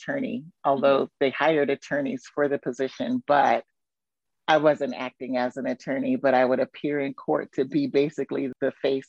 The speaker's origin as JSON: {"language": "English", "region": "California", "country": "United States", "moved": "as an adult", "lives_now": "Qatar", "said": "Before that, though, I'm originally from California, but I've lived in many states in the U.S. throughout my various careers."}